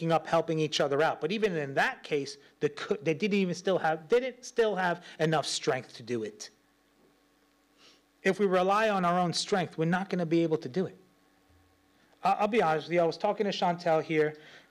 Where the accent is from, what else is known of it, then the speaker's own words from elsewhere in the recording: New York, United States; I'm from New York